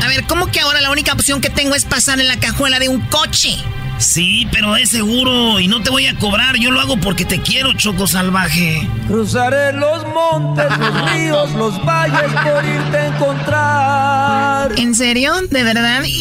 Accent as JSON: {"language": "Spanish", "region": "Jalisco", "country": "Mexico", "said": "Bueno, yo soy de Jalisco, no quiero decir exactamente de dónde por problemas personales"}